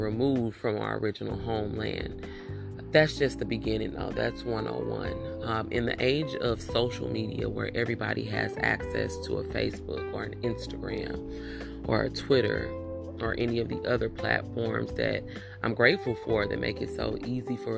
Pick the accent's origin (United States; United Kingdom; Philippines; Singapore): United States; Afro descendants of slaves living in America